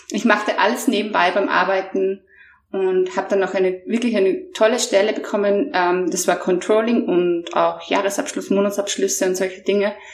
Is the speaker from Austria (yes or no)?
yes; Mondsee, Upper Austria, Austria; ähm, ich komme aus Monse, das ist in Österreich ein ganz kleiner, bescheidener, aber wunderschöner Ort äh, zwischen Seen und Bergen.